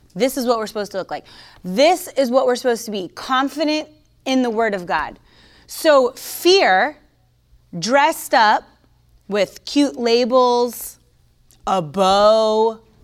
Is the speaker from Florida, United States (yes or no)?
yes; Florida, United States; I'm from Florida